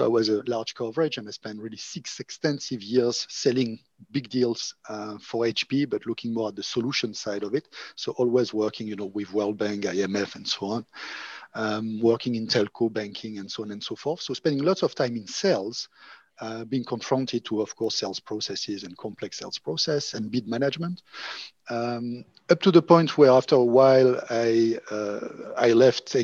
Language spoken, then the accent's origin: English; Monaco; moved away; also born or lived in France / Oxford / Berlin; I'm originally from Monaco, and I guess because I was coming from a small country